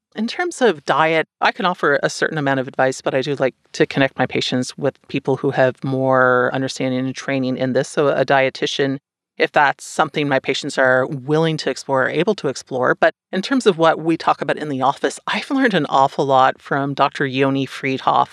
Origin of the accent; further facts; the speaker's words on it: Canada; up here